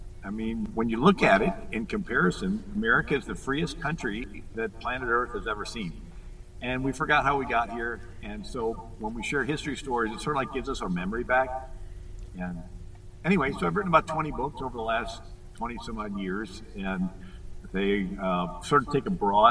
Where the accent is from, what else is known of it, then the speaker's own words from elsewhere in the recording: Fort Myers, Florida, United States; I'm from Fort Lauderdale. I mean, Fort Myers